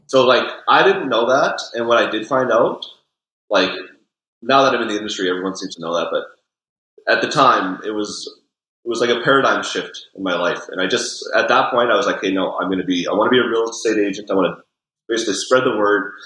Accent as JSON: {"language": "English", "town": "Vernon", "region": "British Columbia", "country": "Canada", "tie": "born or raised there", "also_born_or_lived": "Vancouver", "lives_now": "Kelowna, Canada", "said": "I grew up in Vernon, so I've been in the Okanagan pretty much my whole life"}